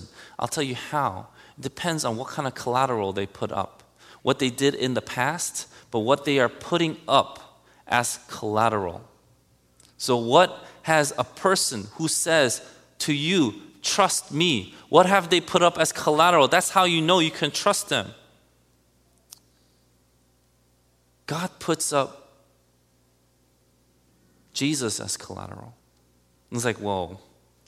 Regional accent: United States; One thing I am very proud of as an American

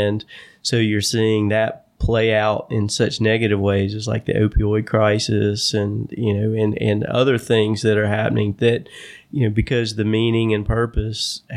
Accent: Stanly County, North Carolina, United States; I grew up in Stanley County in a rural area

